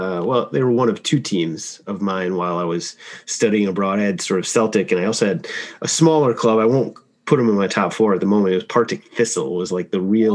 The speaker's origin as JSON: {"language": "English", "town": "Madison", "region": "Wisconsin", "country": "United States", "moved": "yes", "said": "I'm from Madison originally."}